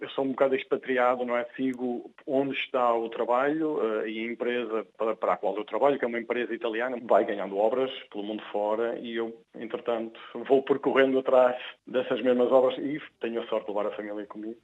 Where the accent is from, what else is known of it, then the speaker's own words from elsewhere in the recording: Porto, Norte, Portugal; moved away as an adult; also born or lived in Norway / Australia / Brazil / Italy; now in New Zealand; o Porto para mim teve um significado especial porque foi a cidade onde eu nasci, onde eu estudei e iniciei a atividade profissional